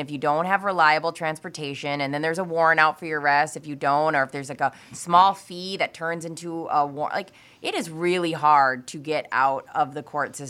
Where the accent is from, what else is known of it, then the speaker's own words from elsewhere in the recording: Minnesota, United States; I'm Minnesotan.